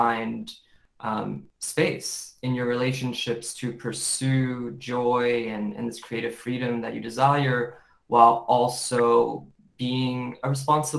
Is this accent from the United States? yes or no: yes; United States; growing up in America and a Western perspective